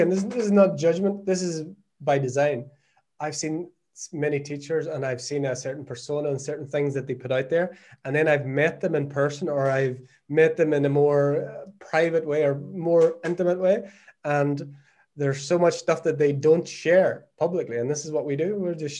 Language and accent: English; Ireland; moved away as an adult; now in Portugal; We came away to Portugal. My wife's from Brazil. I'm obviously from Ireland. So we came here not knowing anyone.